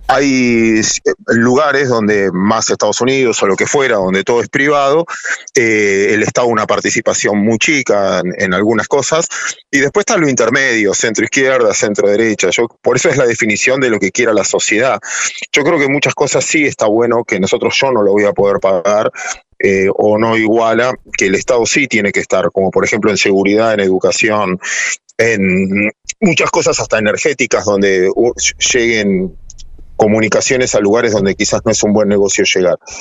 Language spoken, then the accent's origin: Spanish; Argentina; mis abuelos inmigrantes que no tenían idioma como la mayoría de todos los argentinos